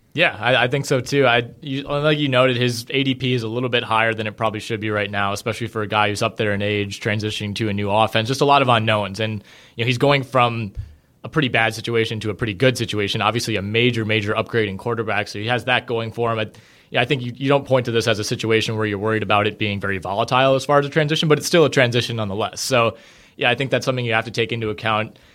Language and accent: English; Green Bay, Wisconsin, United States; also born or lived in Madison; I was born and raised in Green Bay